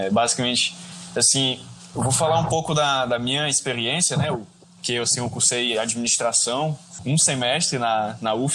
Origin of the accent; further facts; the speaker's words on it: Parnaíba, Piauí, Brazil; also born or lived in Brasília; eu fiz o fundamental e o ensino médio e o superior em Parnaíba, faço engenharia civil na Nassau.